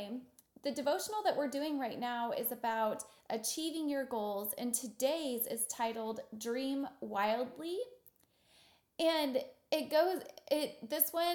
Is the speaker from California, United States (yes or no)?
no; Wichita, Kansas, United States; I'm from Wichita, Kansas, and we're about 10 years behind everybody else